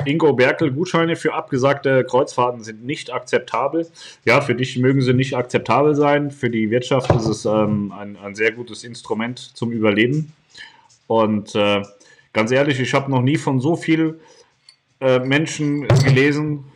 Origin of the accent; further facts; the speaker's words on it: Poland; ich bin in Polen geboren worden. Bin ein Pole.